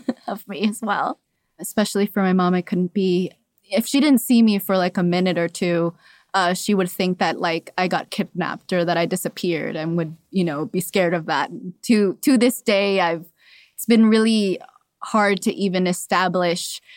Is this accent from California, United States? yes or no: no; Miami, Florida, United States; also born or lived in Cuba; I was born in Cuba and raised in Miami